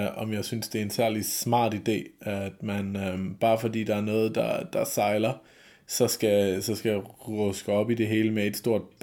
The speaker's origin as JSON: {"language": "Danish", "country": "Germany", "said": "Altså, jeg er jo tysker, og... Øh, eller på nogen måder i hvert fald."}